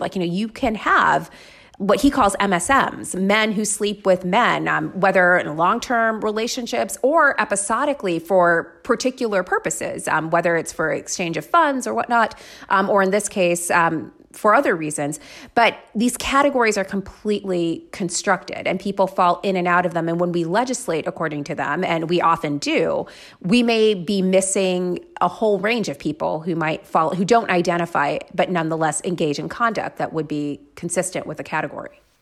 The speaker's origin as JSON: {"language": "English", "region": "Florida", "country": "United States", "tie": "born or raised there", "said": "I grew up in Florida"}